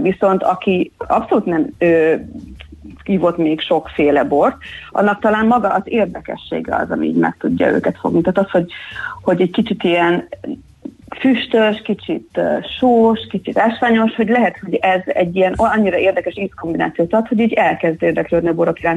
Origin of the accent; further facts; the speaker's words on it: Hungary; also born or lived in England; amikor hazaköltöztem Angliából, akkor már az angol projektemet kvázi hazaköltöztettem Somlóra